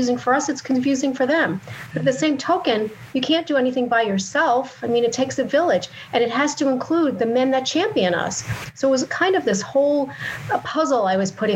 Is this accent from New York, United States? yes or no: yes; New York, United States; I grew up in New York